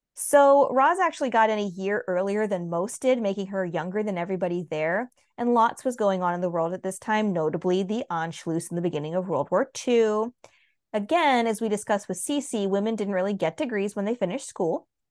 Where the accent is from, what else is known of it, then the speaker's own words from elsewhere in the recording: United States; as an American